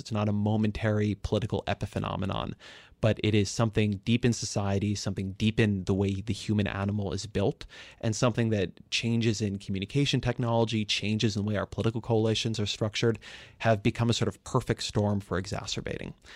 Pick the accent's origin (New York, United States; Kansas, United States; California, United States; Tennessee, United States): California, United States; I grew up in California